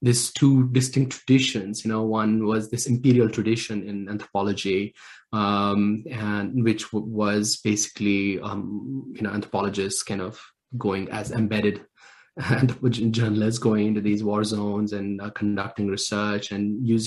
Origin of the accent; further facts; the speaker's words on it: Anantnag, Jammu and Kashmir, India; I grew up in South Kashmir in a place called Islamabad.